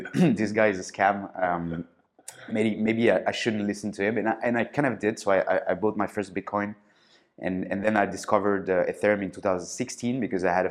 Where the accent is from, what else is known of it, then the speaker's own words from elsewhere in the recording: Paris, Île-de-France, France; also born or lived in Marseille; I grew up in Paris